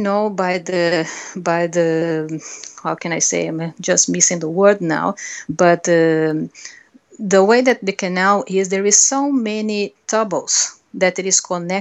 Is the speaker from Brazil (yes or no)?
yes; Brazil; English is a second language; moved away; I'm a Brazilian. Unfortunately, I think it's some of the words, my accent will not change.